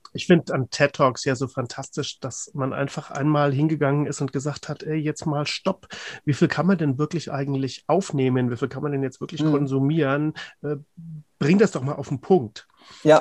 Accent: Cologne, North Rhine-Westphalia, Germany; als Kölner

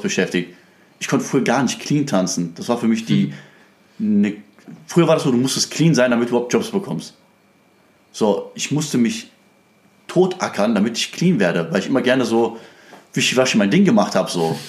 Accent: Krefeld, North Rhine-Westphalia, Germany; ich bin ja eigentlich aus Krefeld

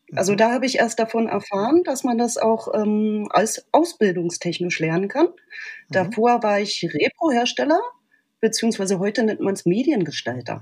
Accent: Berlin, Germany; ich bin in Berlin geboren, aufgewachsen und schon immer hier

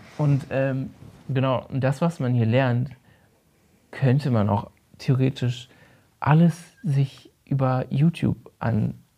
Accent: Rhineland-Palatinate, Germany; moved away; Ich bin auf dem Dorf aufgewachsen in Rheinland-Pfalz

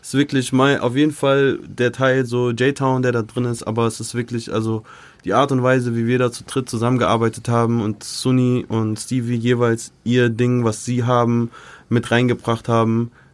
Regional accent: United States; now in Germany; ist auch meine Kindheit einfach so in Amerika

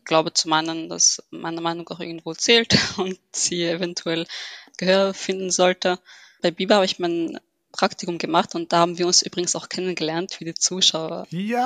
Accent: Vienna, Austria; ich bin gebürtige Wienerin, habe Wurzeln in Ägypten

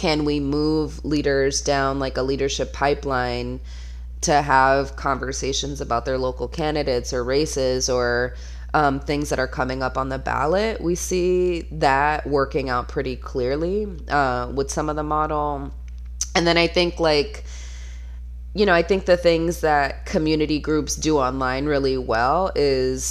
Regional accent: Florida, United States; I'm from Florida

